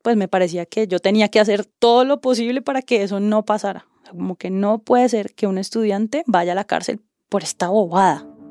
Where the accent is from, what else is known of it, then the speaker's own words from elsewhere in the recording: Cali, Valle del Cauca, Colombia; soy caleña, nací en el sur de Colombia, en Cali